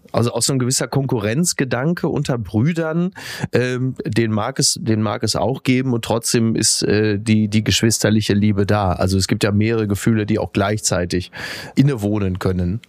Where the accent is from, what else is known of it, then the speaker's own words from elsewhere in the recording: Henrichenburg, North Rhine-Westphalia, Germany; zurück in mein Heimatdorf, weil ich ja auf Omas Etage bin